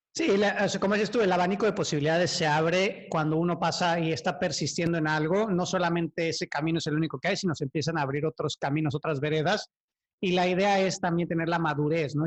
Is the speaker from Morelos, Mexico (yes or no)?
yes; Cuautla, Morelos, Mexico; yo vengo de Cuautla, que es igual de feo, pero, o sea, son pueblitos